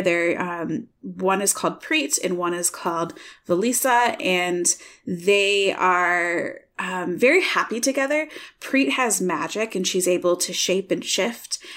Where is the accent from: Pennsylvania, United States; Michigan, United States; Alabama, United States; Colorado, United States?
Michigan, United States; now in Iowa, United States; I'm from Michigan